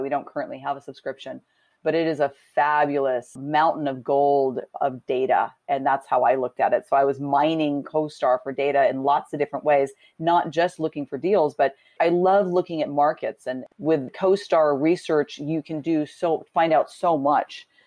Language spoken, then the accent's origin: English; Southern California, United States; I grew up in Southern California